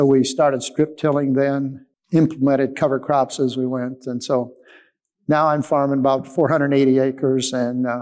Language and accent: English; Streator, Illinois, United States; from Streator, Illinois